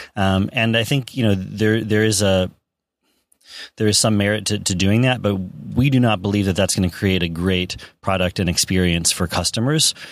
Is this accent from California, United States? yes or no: yes; Silicon Valley, California, United States; I grew up in Silicon Valley